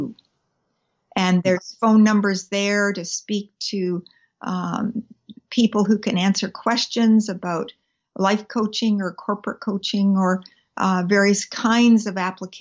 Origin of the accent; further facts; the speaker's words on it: British Columbia, Canada; I'm a British Columbian, a Canadian by background. Mm-hmm. I was born here, and I have lived here all my life